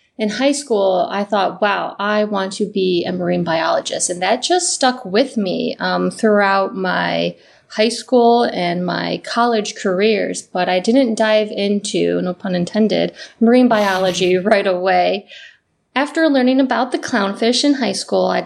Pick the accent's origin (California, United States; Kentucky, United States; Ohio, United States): Ohio, United States; I'm originally from Ohio, so very, very far from the ocean. Small town in Ohio, but my small high school actually had a marine biology course. And I grew up right on the water